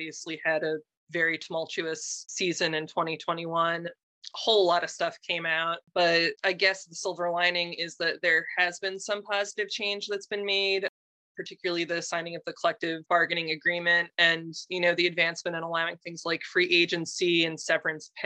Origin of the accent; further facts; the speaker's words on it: Philadelphia, Pennsylvania, United States; now in Louisville, United States; I'm originally from Philadelphia